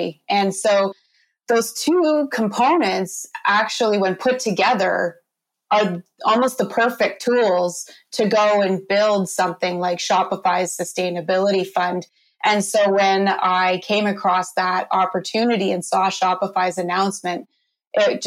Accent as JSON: {"language": "English", "country": "Canada", "said": "I'm a Canadian"}